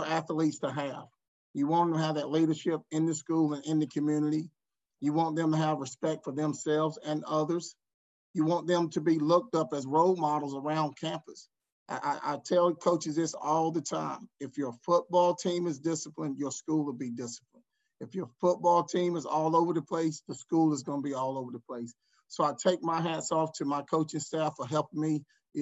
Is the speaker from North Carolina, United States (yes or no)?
yes; Wake Forest, North Carolina, United States; Born and raised in Wake Forest, went to high school at Wake Forest Roseville.